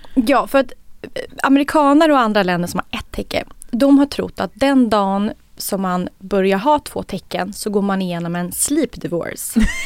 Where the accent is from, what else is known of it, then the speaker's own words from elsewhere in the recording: Sweden; vi svenskar